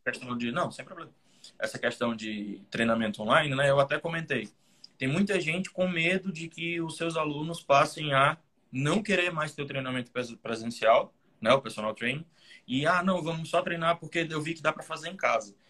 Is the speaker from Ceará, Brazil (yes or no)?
yes; Fortaleza, Ceará, Brazil; Eu sou do Ceará, Fortaleza, aqui no Brasil